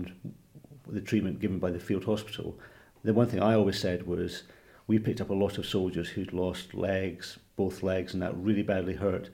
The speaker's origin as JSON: {"language": "English", "region": "Scotland", "country": "United Kingdom", "tie": "born or raised there", "also_born_or_lived": "Manchester / Blackpool", "moved": "as an adult", "said": "I grew up in Scotland"}